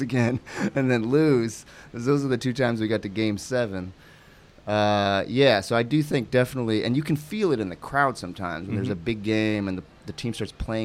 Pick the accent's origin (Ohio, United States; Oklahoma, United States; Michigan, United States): Ohio, United States; Cleveland; moved away; also born or lived in New York City / Toledo, Ohio; we moved from New York to Toledo, then we moved from Toledo to Cleveland. And even within Cleveland, I changed schools multiple times, from fourth to fifth grade, then to sixth grade, then again from eighth grade to ninth grade